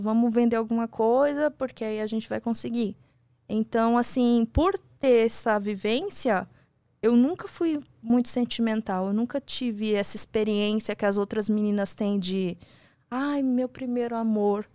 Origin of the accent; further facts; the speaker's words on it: São Paulo, Brazil; sou de São Paulo